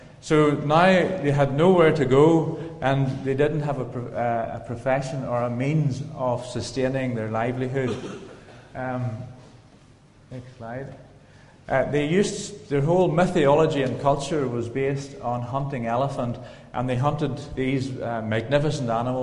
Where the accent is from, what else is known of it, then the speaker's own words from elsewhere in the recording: County Donegal, Ulster, Ireland; moved away as an adult; now in Kenya; I come from County Donegal